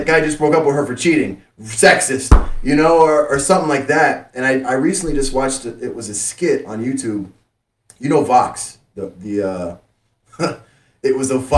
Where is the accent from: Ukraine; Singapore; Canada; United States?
United States; Miami, Florida; I grew up in Miami.